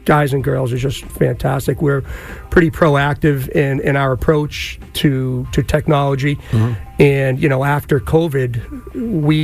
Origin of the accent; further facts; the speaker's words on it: Revere, Massachusetts, United States; now in Saugus, United States; I grew up in Revere, and big three-family house, all family, Nana, parents, us on the third floor